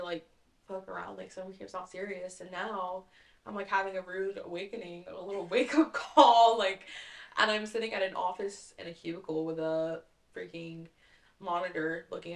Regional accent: Raleigh, North Carolina, United States; I'm from Raleigh

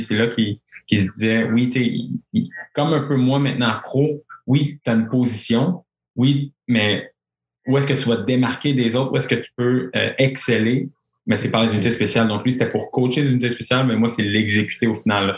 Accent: Quebec, Canada; Saskatchewan, euh, ma première année, j'étais le seul Québécois

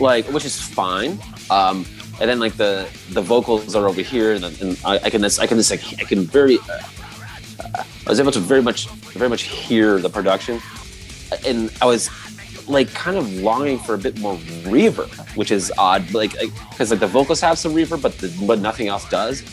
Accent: Florida, United States; I'm kind of from Florida

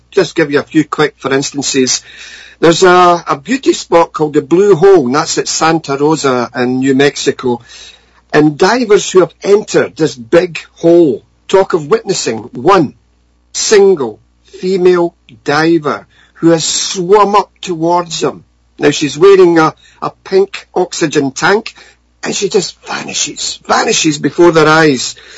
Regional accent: Scotland, United Kingdom; growing up in Scotland

